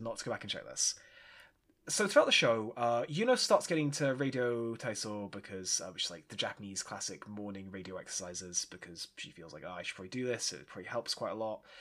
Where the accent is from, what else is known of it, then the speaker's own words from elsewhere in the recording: United Kingdom; as a Brit, where we don't really have diners. We have caffs